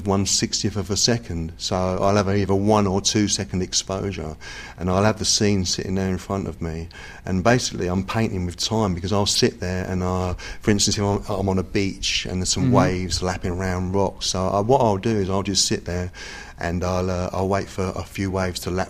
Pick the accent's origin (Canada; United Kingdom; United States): United Kingdom; England; accent: English; my English accent